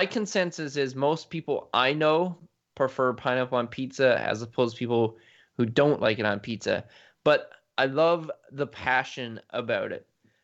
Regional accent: Canada; because I'm Canadian

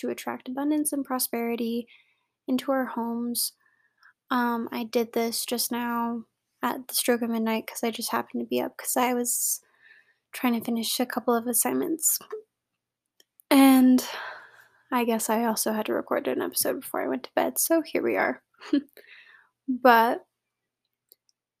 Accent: United States; I am American

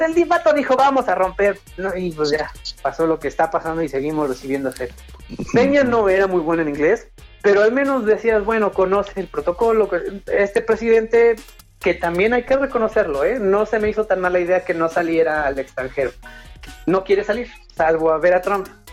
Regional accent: Mexico; Como empresario, como persona, como mexicano

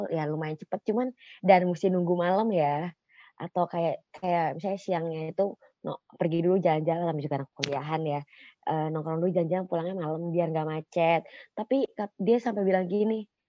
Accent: Bekasi, West Java, Indonesia; gue warga-warga Bekasi

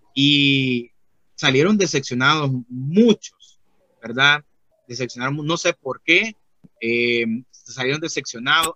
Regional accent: Honduras; now in Tegucigalpa, Honduras; yo soy de Honduras

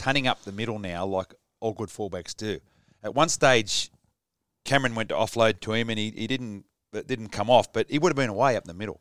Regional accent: Sydney, New South Wales, Australia; I, grew up in the same street as your dad, Gary

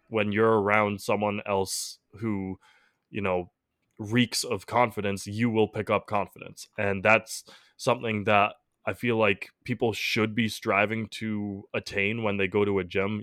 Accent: Massachusetts, United States; we're from the Massachusetts area

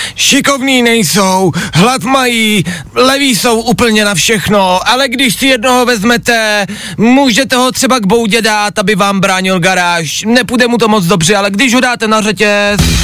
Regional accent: Plzeň, Plzeň Region, Czechia; Já jsem z Plzně

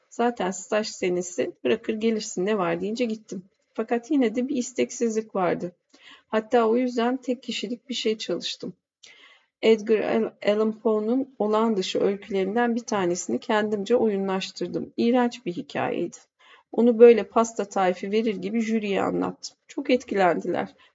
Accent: Ankara, Turkey; born there; Şöyle var, ben Ankara doğumluyum. Biliyorsunuz Ankara'nın seyircisi güzeldir.

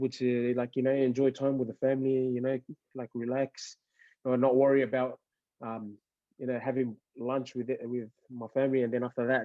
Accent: Australia; also born or lived in Fiji; I'm not Fijian anymore. I'm Australian, yeah.

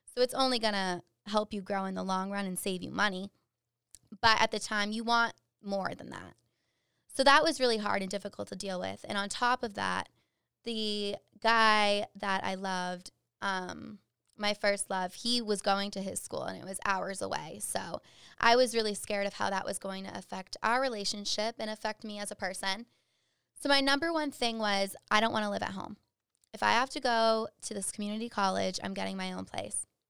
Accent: Dudley, Massachusetts, United States; I am from Dudley, Massachusetts, central Mass, super small town

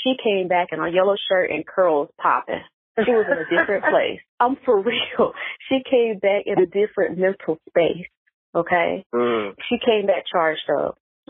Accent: North Carolina, United States; now in Atlanta, United States; before I moved to Atlanta, so I'm from North Carolina.

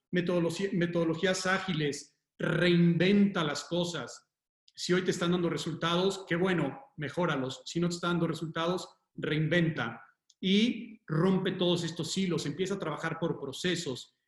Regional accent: Mexico

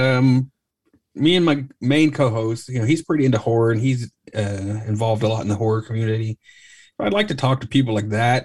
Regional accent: Tulsa, Oklahoma, United States; I grew up in Tulsa, Oklahoma, so it's not as big

